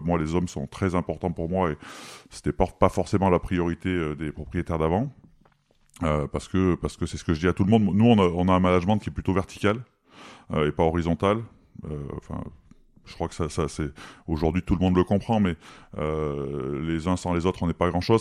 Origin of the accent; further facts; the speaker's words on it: Valence, Auvergne-Rhône-Alpes, France; je suis de Valence